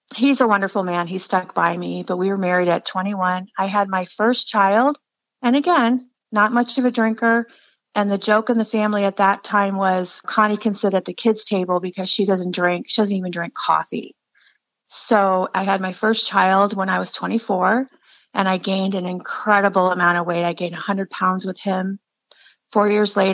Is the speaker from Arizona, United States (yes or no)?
yes; Scottsdale, Arizona, United States; I was born in Scottsdale, Arizona a long time ago.